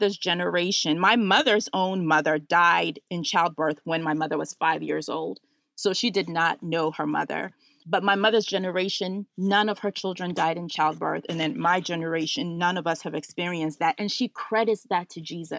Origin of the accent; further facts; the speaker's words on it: Ghana; now in Washington, DC, United States; So I was born in Ghana